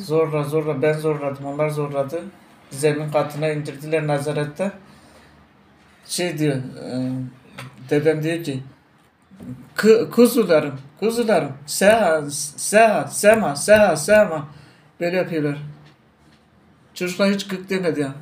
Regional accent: Tunceli Province, Turkey

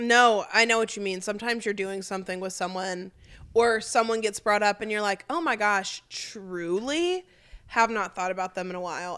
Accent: Memphis, Tennessee, United States; we're from Memphis

